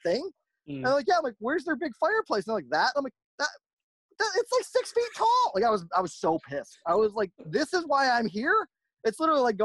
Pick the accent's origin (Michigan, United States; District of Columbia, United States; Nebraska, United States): Michigan, United States; I grew up in Michigan